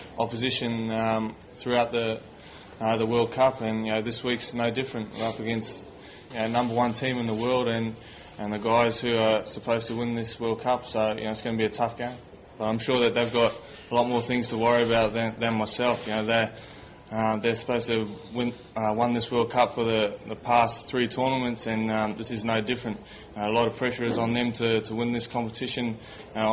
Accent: Tokoroa, Waikato, New Zealand; moved away; people from my hometown, friends and family in Tokoroa

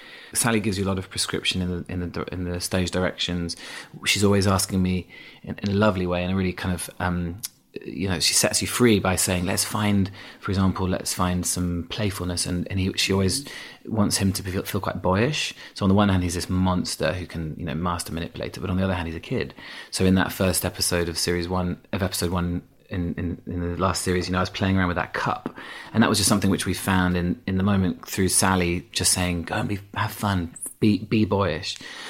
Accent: Yorkshire and the Humber, United Kingdom; accent: Yorkshire; I had an accent. I had a strong Yorkshire accent until I was about 11, 12, yeah.

